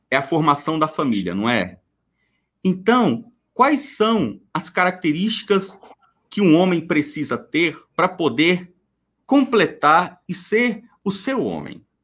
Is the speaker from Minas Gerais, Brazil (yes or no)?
yes; Minas Gerais, Brazil; não, é porque, é porque eu sou mineira, né?